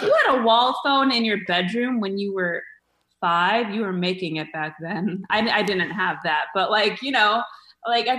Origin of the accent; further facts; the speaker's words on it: Mesa, Arizona, United States; now in Los Angeles, United States; started in Arizona, in Mesa, of all places, right? Yeah, Mesa. I started as a Hawthorne Hawk at Hawthorne